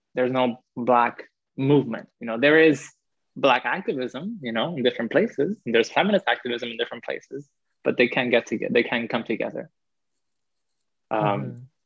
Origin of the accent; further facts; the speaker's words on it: Cuba; now in United States; my hometown, uh, which is, you know, very rural too